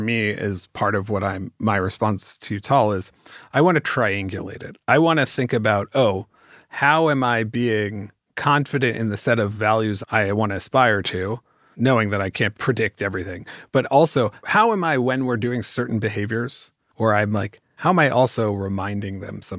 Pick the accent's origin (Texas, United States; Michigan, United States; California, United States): California, United States; I want to yes and it because I'm from the Bay Area, so we're going to yes